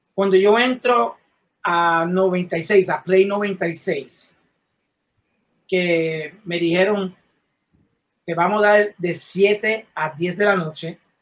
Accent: Puerto Rico; quiero a mi pueblo de Puerto Rico

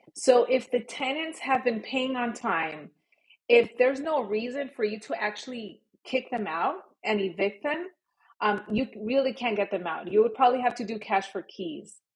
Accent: Los Angeles, California, United States; moved away as an adult; now in Miami, United States; Born and raised in Los Angeles

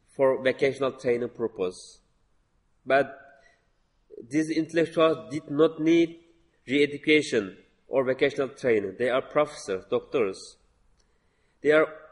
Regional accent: Shayar, Xinjiang, China; moved away; I was born in Shaya, very remote county.

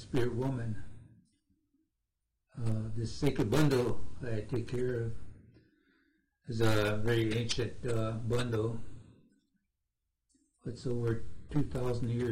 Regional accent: Cheyenne River Reservation, South Dakota, United States; I am from Cheyenne River Reservation in South Dakota

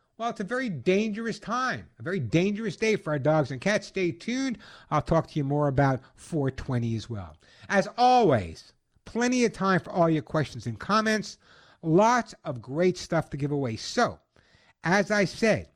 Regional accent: New York, United States; growing up in New York

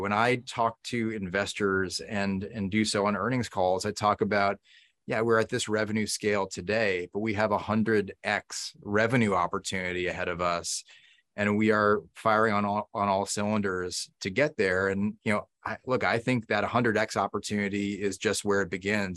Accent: Newton, Massachusetts, United States; where I grew up in Newton, Massachusetts

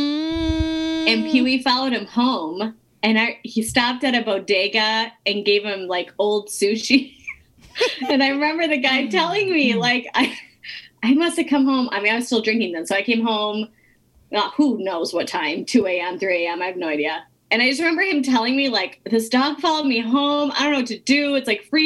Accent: Minnesota, United States; also born or lived in New York; So yeah, so I moved back to Minnesota when I was 3 years sober. I'm from Minnesota.

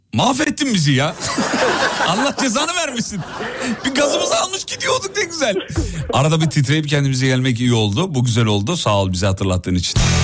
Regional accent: İzmit, Kocaeli, Turkey; moved away; Ben tam bir İzmit sevdalısıyım yemin ediyorum. Memleketimi çok seviyorum.

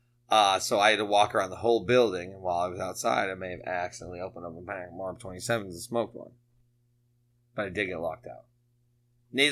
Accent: Chicopee, Massachusetts, United States; I was from Chicopee

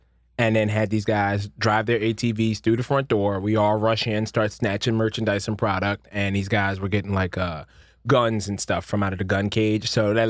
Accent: Philadelphia, Pennsylvania, United States; I'm from Philly.

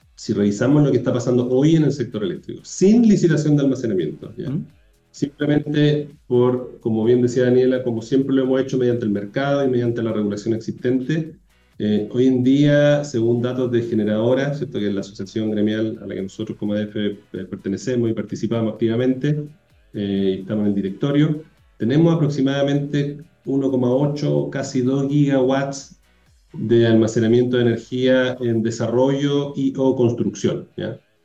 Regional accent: Chile; also born or lived in South Africa / United States; yo soy chileno

